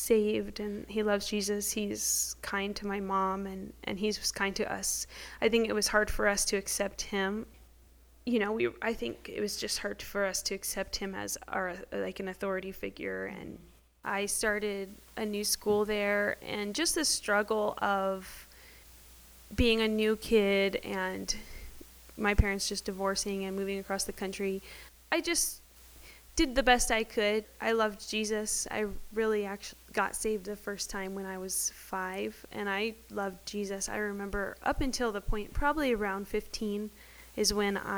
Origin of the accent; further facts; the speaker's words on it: Lake Havasu City, Arizona, United States; now in Prescott, United States; I grew up in Lake Havasu in a good home